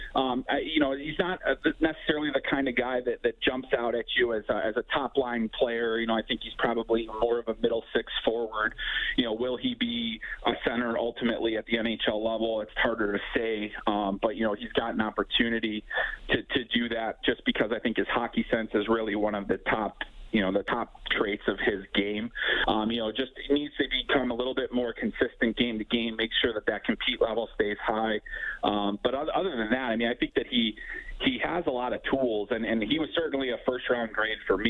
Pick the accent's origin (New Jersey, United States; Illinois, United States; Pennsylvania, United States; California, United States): Illinois, United States; Chicago; also born or lived in eastern Iowa; now in Iowa, United States; I grew up in Chicago and on the Southwest side